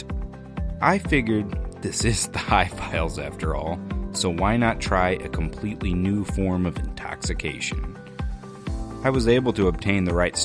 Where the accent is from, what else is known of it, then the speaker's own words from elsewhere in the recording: Missouri, United States; I told him, "Mizora."